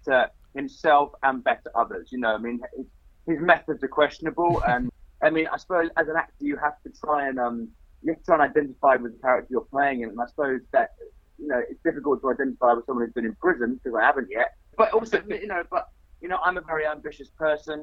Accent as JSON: {"language": "English", "country": "Australia", "moved": "yes", "lives_now": "United Kingdom", "said": "I'm Australian"}